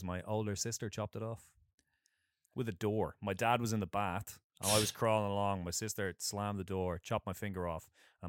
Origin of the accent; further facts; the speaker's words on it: Dublin, Leinster, Ireland; because we're from Dublin, no one ever pronounced the last letter of that word.